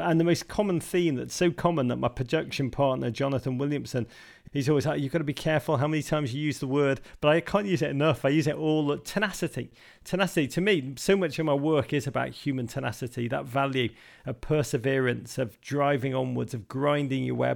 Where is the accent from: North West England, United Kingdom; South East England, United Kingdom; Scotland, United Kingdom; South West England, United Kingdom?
North West England, United Kingdom; Liverpool; moved away as an adult; now in New York, United States; I grew up in Liverpool